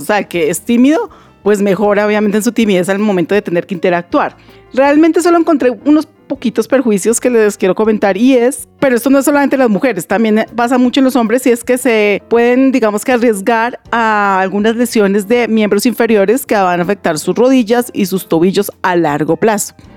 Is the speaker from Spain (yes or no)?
no; Colombia; como colombianos